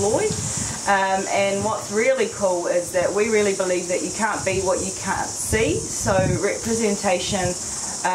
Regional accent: Netherlands; now in New Zealand; I'm originally from Holland.

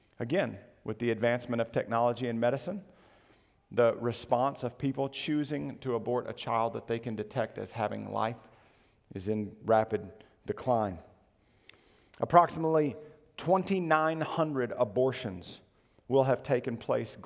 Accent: United States; We as American citizens, we live in the kingdom of America

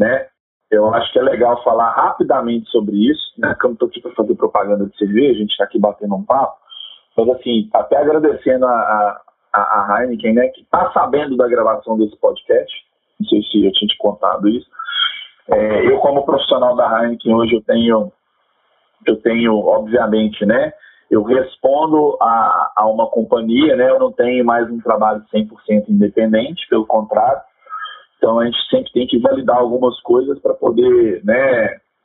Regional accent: Minas Gerais, Brazil; aqui como mineiros

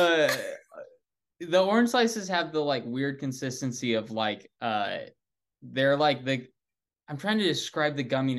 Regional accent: Nebraska, United States; he was a very nice guy in our town, in the small town of that I grew up in Nebraska.

